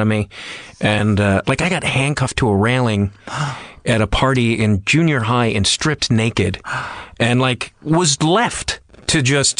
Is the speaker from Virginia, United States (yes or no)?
no; outside Chicago, Illinois, United States; I grew up outside Chicago, and then I lived in the city for many years